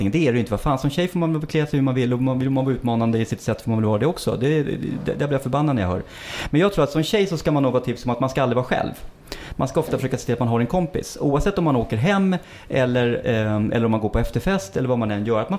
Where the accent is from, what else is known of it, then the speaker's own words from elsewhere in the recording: Stockholm, Stockholm County, Sweden; Jag är ändå uppväxt i innerstan i Stockholm och jag har varit ute väldigt mycket i svängen och allting.